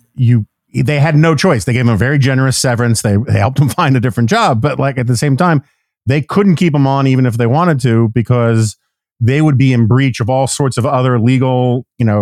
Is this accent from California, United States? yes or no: no; New York City, New York, United States; I grew up in New York City in the in the seventies and eighties